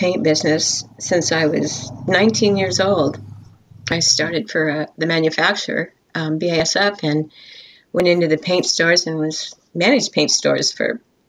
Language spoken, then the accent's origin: English; Los Angeles, California, United States; I was born in Los Angeles, California. I'm a native Californian. Queen of Angels Hospital.